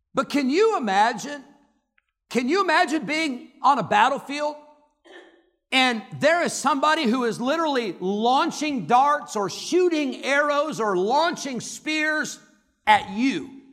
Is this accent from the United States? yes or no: yes; Santa Clara, California, United States; when I was born, on May twenty-first, nineteen seventy-nine, in Santa Clara, California